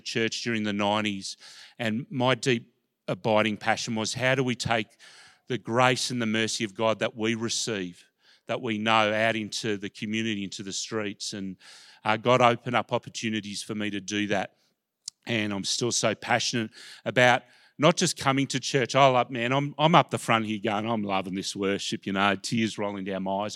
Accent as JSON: {"language": "English", "town": "Melbourne", "region": "Victoria", "country": "Australia", "tie": "born or raised there", "said": "I grew up in Melbourne. I'm a Melbourne person"}